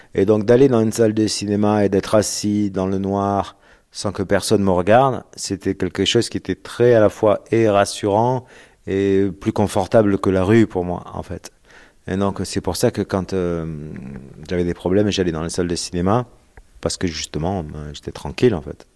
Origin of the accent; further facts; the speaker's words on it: La Ciotat, Provence-Alpes-Côte d'Azur, France; je suis né à La Ciotat et que j'ai grandi en grande partie à La Ciotat